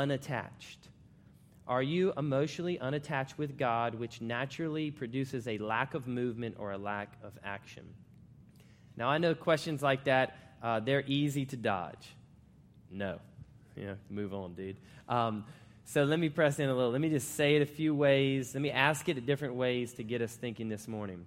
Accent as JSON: {"language": "English", "region": "Florida", "country": "United States", "also_born_or_lived": "Charlotte, North Carolina", "moved": "as an adult", "lives_now": "Virginia, United States", "said": "I now live in Virginia, and I'm actually from Florida"}